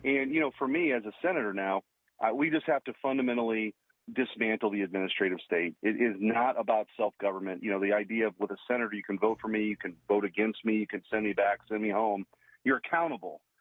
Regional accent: Missouri, United States; in Missouri, in my home state

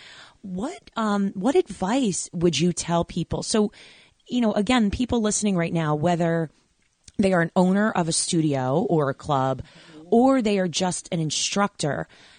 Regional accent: New York, United States; And I grew up in New York, so, you know, diversity central

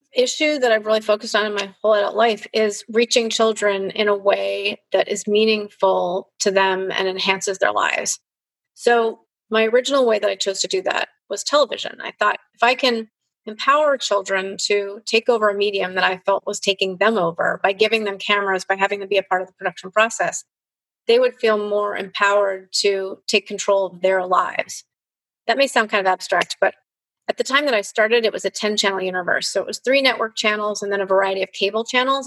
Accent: Chicago, Illinois, United States; moved away; I grew up in Chicago in a really privileged environment

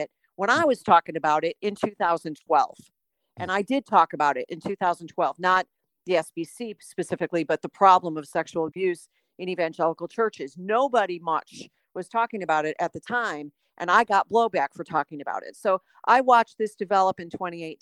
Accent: Chicago, Illinois, United States; moved away as an adult; now in Texas, United States; I had grown up in a different denomination and I was from Chicago

